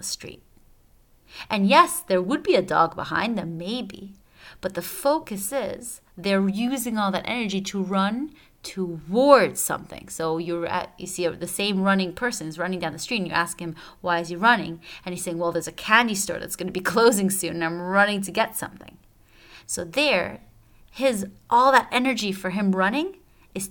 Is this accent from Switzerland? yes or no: yes; Switzerland; I'm from Switzerland